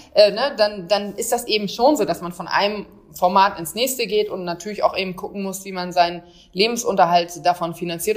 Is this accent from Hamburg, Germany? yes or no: no; Bremerhaven, Bremen, Germany; Eine waschechte Norddeutsche, bin in Bremerhaven groß geworden.